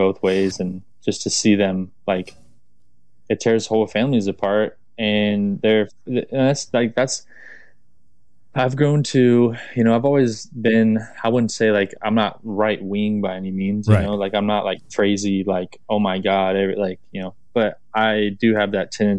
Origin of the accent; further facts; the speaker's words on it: Florida, United States; I'm from Florida, man. Like my family is super Southern, like very Southern background